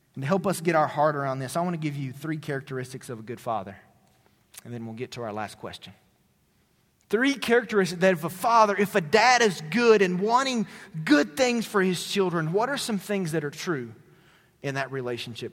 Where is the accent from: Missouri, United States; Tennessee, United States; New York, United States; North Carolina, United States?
Tennessee, United States; moved away; my hometown in Tennessee